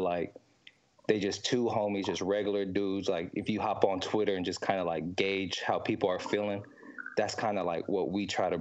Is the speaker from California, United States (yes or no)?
yes; East Palo Alto, California, United States; East Palo Alto. It's in the Bay Area in California